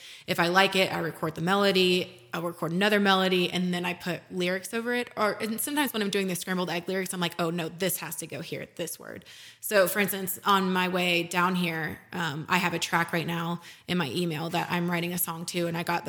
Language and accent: English; Texas, United States; Just growing up in Texas, like I, and also not to mention Texas A&M games are fun.